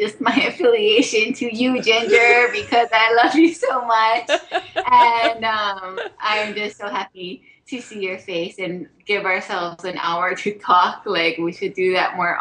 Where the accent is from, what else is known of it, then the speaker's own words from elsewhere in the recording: Haiku, Hawaii, United States; moved away as an adult; also born or lived in Makawao, Maui; now in Oahu, United States; I grew up on the island of Maui, and I grew up in this little rainy town called Haiku